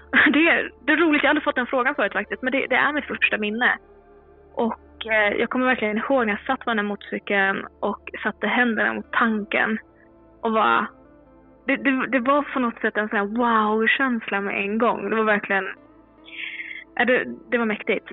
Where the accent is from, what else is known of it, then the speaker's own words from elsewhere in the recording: Mora, Dalarna County, Sweden; moved away as an adult; also born or lived in Stockholm; är född och uppvuxen i Mora i Dalarna men med två Göteborgsföräldrar.